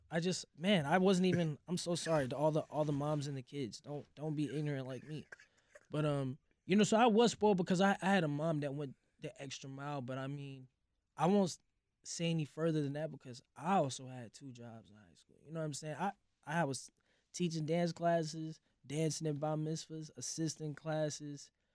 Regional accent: St. Louis, Missouri, United States; born or raised there; also born or lived in Hoffman Estates, Illinois

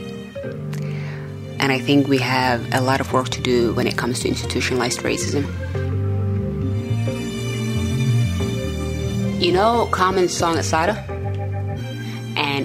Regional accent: Helsinki, Uusimaa, Finland; first language Somali; English is a second language; also born or lived in Somalia; I live in Helsinki, Finland, and my family moved here in the 1990s from Somalia. So ethnically Somali, and I speak Somali as my first language. I spent a lot of time growing up here

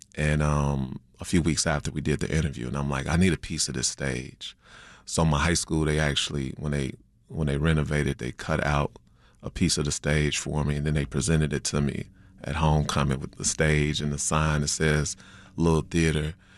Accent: Chicago, Illinois, United States; I was raised on the South Side on eighty-seven of Winchester before moving to the Burbs, my eighth grade year

